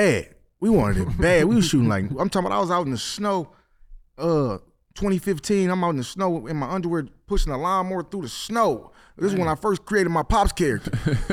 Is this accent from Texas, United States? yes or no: no; Detroit, Michigan, United States; I grew up on the east side of Detroit.